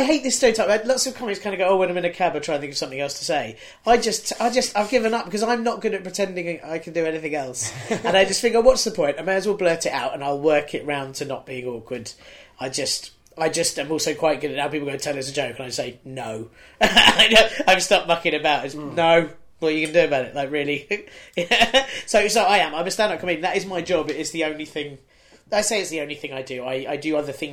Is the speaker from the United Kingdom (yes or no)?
yes; United Kingdom; being a British person